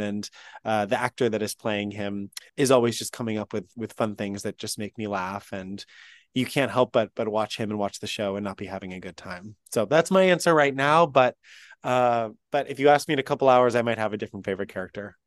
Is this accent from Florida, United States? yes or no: no; the Berkshires, Western Massachusetts, United States; I grew up in Western Massachusetts in the Berkshires area region